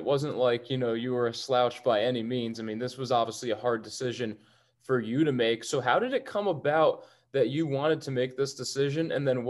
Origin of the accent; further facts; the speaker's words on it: Connecticut, United States; we're both Connecticut guys, you know, you got that whole New England vibe